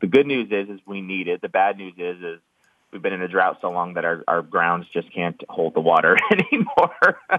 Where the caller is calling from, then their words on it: San Francisco Bay Area, California, United States; I'm calling from the wonderful, rainy San Francisco Bay Area.